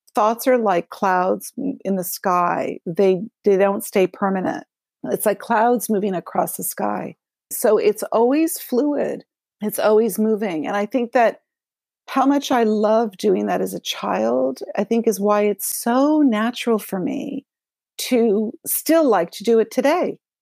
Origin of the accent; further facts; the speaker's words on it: Los Angeles, California, United States; I grew up in Los Angeles.